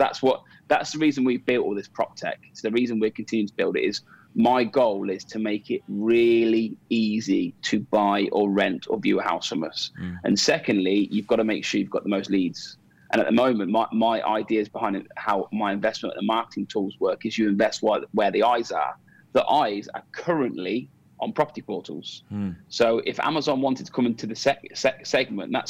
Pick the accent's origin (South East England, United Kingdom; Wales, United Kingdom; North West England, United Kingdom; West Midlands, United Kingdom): West Midlands, United Kingdom; Coventry; now in Dubai, United Arab Emirates; as a Cov boy that comes from Coventry, I sponsor my hometown football club